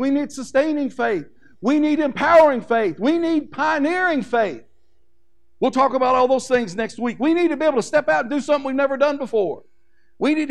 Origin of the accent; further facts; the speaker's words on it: Kentucky, United States; I'm from Kentucky